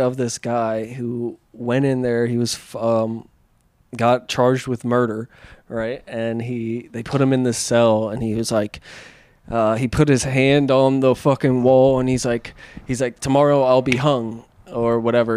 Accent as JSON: {"language": "English", "region": "Pennsylvania", "country": "United States", "tie": "born or raised there", "moved": "yes", "lives_now": "California, United States", "said": "growing up in Pennsylvania"}